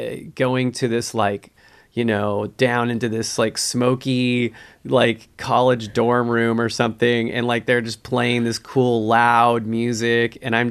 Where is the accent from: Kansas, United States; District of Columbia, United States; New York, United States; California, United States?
California, United States; Redlands; So Redlands, California, I basically feel like I'm from Redlands, even though I'm from all those other places.